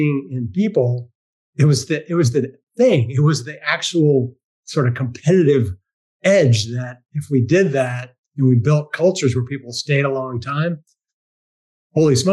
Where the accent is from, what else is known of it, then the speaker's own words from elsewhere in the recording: Washington, District of Columbia, United States; I grew up in Washington, D.C. area, just outside, actually.